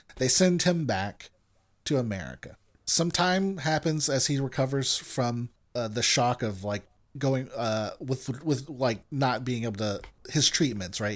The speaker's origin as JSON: {"language": "English", "country": "United States", "said": "I'm American."}